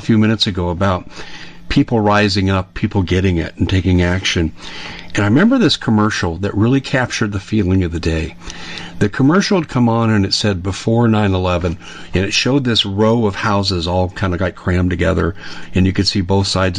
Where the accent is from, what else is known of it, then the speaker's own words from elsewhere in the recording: Colorado, United States; I'm from Colorado, so I'm familiar with the school districts